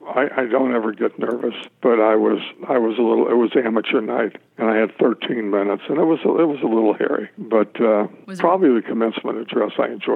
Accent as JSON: {"language": "English", "region": "Missouri", "country": "United States", "tie": "born or raised there", "said": "I'm from Missouri."}